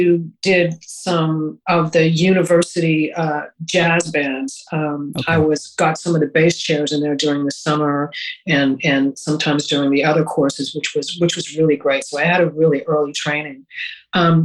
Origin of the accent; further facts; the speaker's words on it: Montreal, Quebec, Canada; I grew up in Montreal, which was a great city